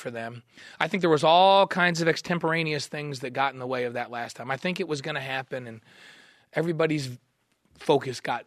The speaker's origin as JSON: {"language": "English", "region": "New York", "country": "United States", "tie": "born or raised there", "said": "I grew up in New York"}